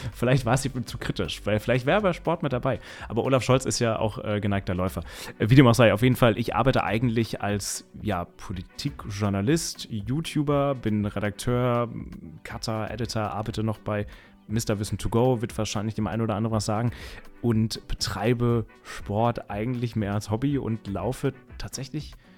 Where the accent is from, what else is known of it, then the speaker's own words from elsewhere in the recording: Mainz, Rhineland-Palatinate, Germany; ich komme aus Mainz